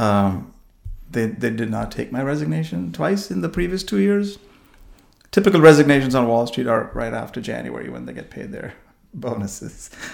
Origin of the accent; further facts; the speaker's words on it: India; moved away as an adult; also born or lived in New York, United States; now in United States; growing up in India and, and finishing all my education there